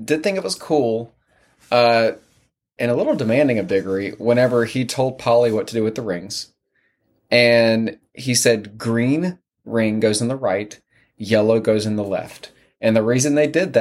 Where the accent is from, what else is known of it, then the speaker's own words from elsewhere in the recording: Osceola National Forest, Florida, United States; I grew up in Osceola Forest